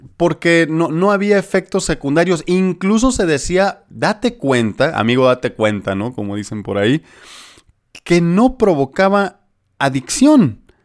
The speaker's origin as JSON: {"language": "Spanish", "region": "Sinaloa", "country": "Mexico", "moved": "yes", "said": "allá por mi tierra sinaloense"}